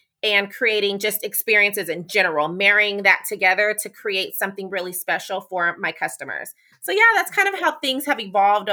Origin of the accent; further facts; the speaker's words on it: Sacramento, California, United States; moved away as an adult; also born or lived in San Diego, California; now in Charlotte, United States; I am born and raised in California, born in Sacramento, California